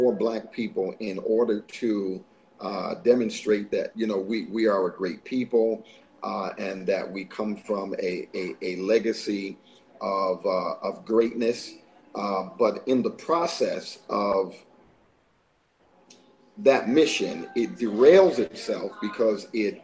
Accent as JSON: {"language": "English", "town": "Clearwater", "region": "Florida", "country": "United States", "tie": "born or raised there", "also_born_or_lived": "Queens, New York", "said": "I'm originally from Queens, New York, and grew up in Clearwater, Florida"}